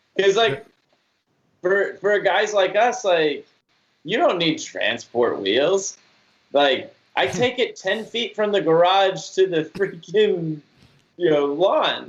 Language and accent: English; Georgia, United States; moved away as an adult; also born or lived in Utah; now in Florida, United States; I was born and raised in Georgia